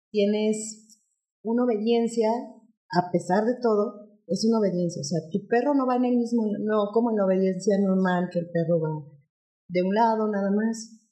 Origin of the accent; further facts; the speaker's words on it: Mexico City, Mexico; Nosotros venimos de la Ciudad de México. En la Ciudad de México hay muchas, muchas escuelas de agilidad